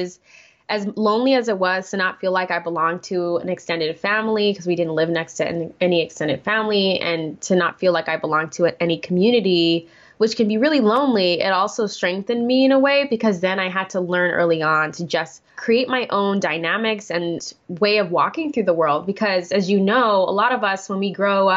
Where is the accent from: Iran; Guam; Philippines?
Guam; moved away as an adult; now in United States; born and raised in Guam for 18 years